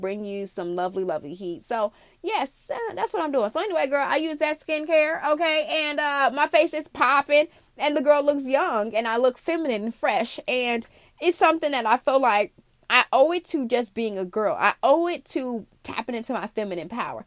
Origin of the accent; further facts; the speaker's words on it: Chicago, Illinois, United States; also born or lived in Arizona; I'm an international girl, yes, but I'm from Chicago